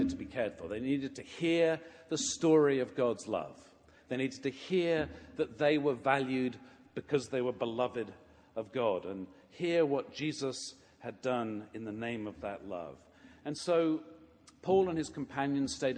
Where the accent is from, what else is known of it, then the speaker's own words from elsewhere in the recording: England, United Kingdom; moved away; growing up in England, I attended a parish in the village where I sang in the choir